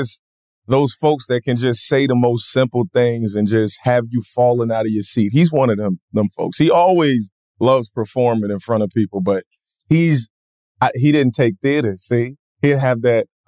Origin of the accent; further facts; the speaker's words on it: the South, United States; I'm from the South